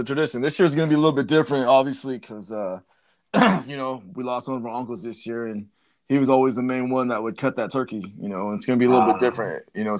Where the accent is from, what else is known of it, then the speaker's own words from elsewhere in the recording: Canyon Lake, California, United States; I remember growing up in Canyon Lake